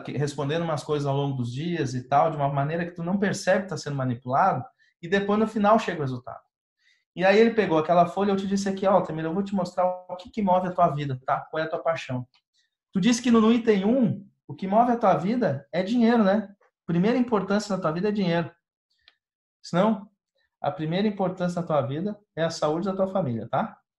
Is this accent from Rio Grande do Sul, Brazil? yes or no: yes; Rio Grande do Sul, Brazil; eu sou do Rio Grande do Sul